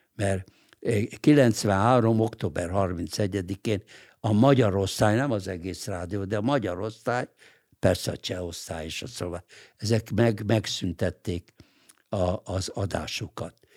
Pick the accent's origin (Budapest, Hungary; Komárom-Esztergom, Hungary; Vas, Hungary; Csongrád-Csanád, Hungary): Budapest, Hungary; moved away as an adult; also born or lived in New York, United States; a 8. kerületben, ahol én egyébként születtem, én ott születtem. Én egy budapesti vagyok